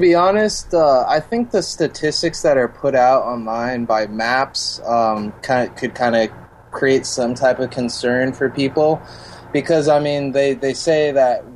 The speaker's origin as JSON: {"language": "English", "area": "Orange County", "region": "California", "country": "United States", "said": "I came from Orange County, California. We're about an hour and a half away from the border"}